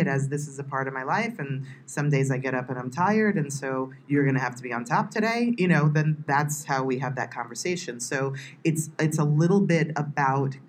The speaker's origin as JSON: {"language": "English", "country": "United States", "said": "I'm from the United States"}